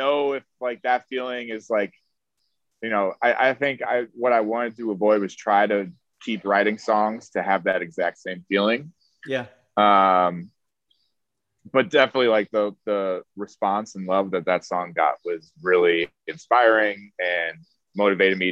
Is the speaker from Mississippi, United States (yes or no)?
no; Chicago, Illinois, United States; also born or lived in Miami, Florida; now in New York, United States; I'm from Chicago originally